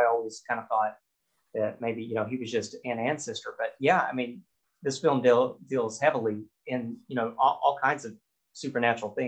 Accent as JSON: {"language": "English", "country": "United States", "said": "I'm American."}